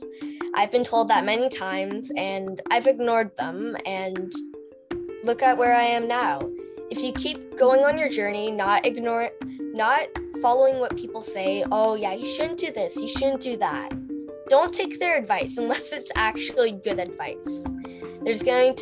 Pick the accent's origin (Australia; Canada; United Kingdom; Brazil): Canada; I'm 11 and I'm from Canada.